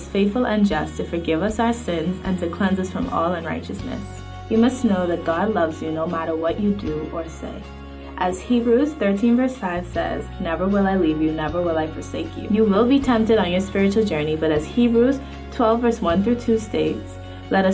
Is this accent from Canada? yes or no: no; Bahamas; I am 15 years old, and I grew up in the Bahamas.